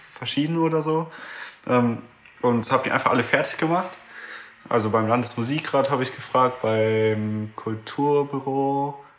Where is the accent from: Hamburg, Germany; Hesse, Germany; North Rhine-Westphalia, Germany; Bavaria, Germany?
North Rhine-Westphalia, Germany; Düsseldorf; ich komme aus Düsseldorf